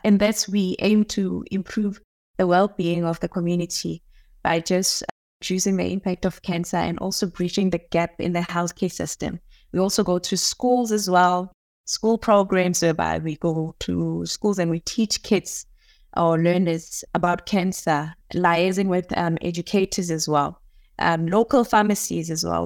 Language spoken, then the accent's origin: English; Nigel, Gauteng, South Africa; I grew up in Duduza. It's a very small township